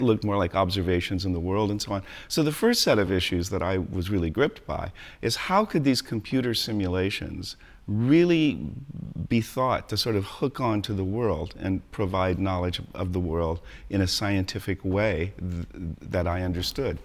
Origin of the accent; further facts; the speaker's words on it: San Diego, California, United States; moved away as an adult; also born or lived in Colorado; I grew up in beaches in San Diego, California, and we always had animals and all